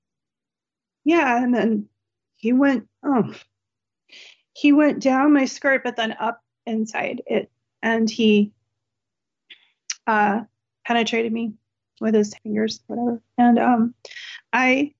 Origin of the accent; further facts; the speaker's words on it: West Coast, United States; I'm not from Delaware. I'm right. from West Coast.